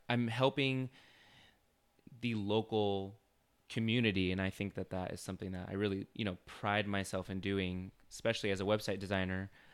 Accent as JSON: {"language": "English", "town": "Chandler", "region": "Arizona", "country": "United States", "tie": "born or raised there", "also_born_or_lived": "Ahwatukee, Phoenix, Arizona", "said": "I was born and raised in Chandler. Uh, I lived in Awatuki for my whole life, basically"}